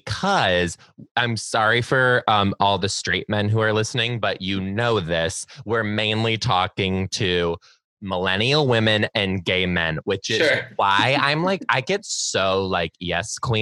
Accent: Detroit, Michigan, United States; now in Seattle, United States; I'm from Detroit

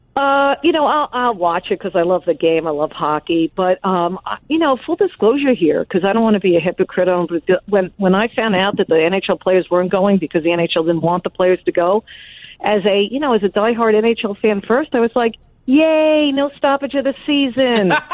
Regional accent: Long Island, New York, United States; I was raised on Long Island

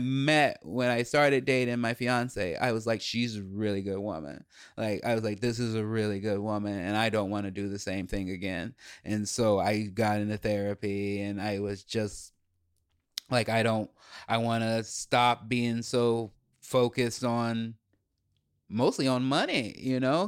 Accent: Chicago, Illinois, United States; we grew up in Chicago

